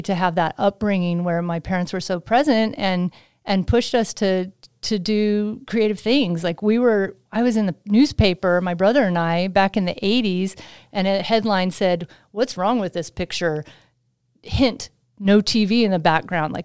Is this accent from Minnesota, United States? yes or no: no; Sacramento, California, United States; also born or lived in Utah; I'm from the Sacramento area in Northern California